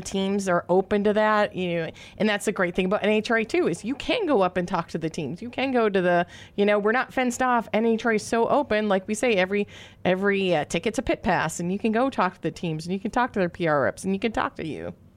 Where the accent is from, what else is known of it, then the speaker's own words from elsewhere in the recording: Minnesota, United States; accent: Minnesota O's; two Minnesota girls who talk together, our O's came out so bad